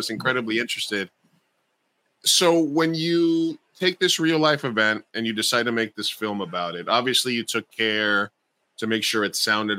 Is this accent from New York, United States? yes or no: yes; New York City, New York, United States; I grew up in Queens